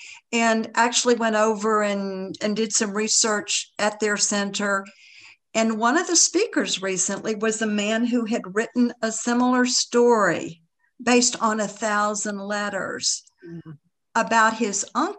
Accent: Tennessee, United States; Because again, we're both from East Tennessee, you know, it was relative.

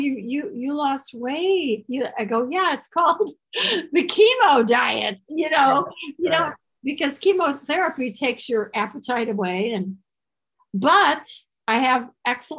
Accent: Chicago, Illinois, United States; moved away; I am from Chicago

